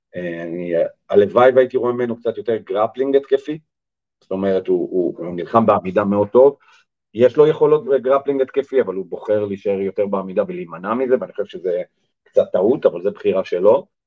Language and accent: Hebrew; Israel; אנחנו בתור ישראלים